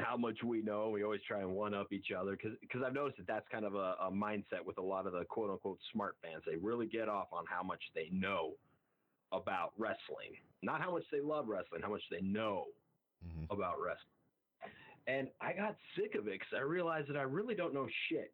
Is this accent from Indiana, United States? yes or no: no; Montana, United States; I'm from Montana, I'm from a ranching family